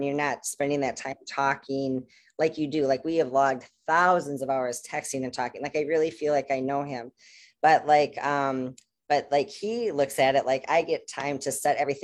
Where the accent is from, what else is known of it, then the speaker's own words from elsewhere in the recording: United States; I'm American